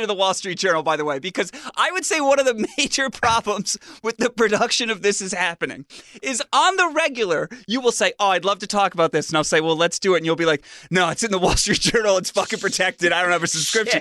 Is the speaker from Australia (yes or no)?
no; Fairfield, Connecticut, United States; my hometown now, Fairfield, Connecticut